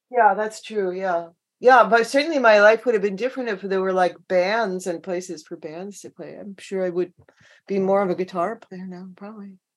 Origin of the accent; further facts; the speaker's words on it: Long Island, New York, United States; now in Seattle, United States; I grew up on Long Island